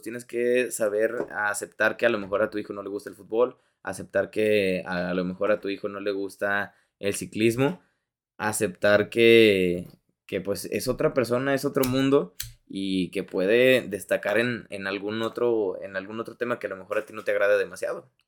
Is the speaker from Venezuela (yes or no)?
no; Mexico; tú como mexicano